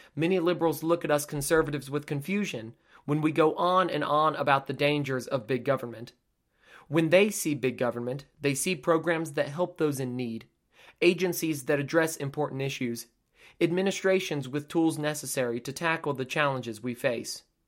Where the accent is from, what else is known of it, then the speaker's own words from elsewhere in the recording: United States; We are a tough, resilient people, but being an American is not for the faint of heart